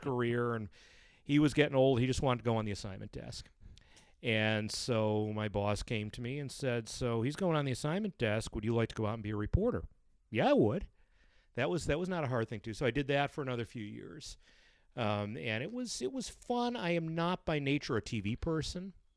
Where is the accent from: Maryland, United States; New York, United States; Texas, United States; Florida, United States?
New York, United States; Brighton; I'm a Brighton boy, Brighton High, class of eighty-eight